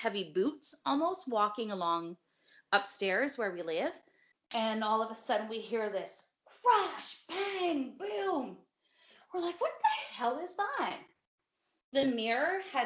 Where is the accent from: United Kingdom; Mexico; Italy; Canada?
Canada; Brockville, Ontario; moved away; I grew up in a haunted house, so I'm from Brockville